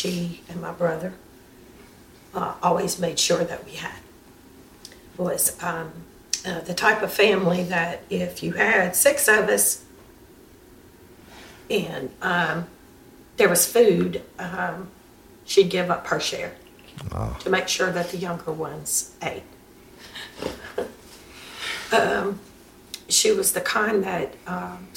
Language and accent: English; Louisiana, United States; now in Chattanooga, United States; I'm originally from here